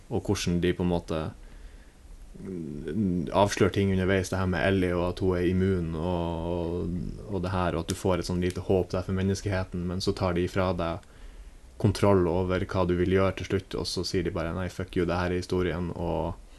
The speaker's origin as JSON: {"language": "Norwegian", "town": "Bodø", "region": "Nordland", "country": "Norway", "moved": "yes", "said": "når jeg er hjemme i Bodø"}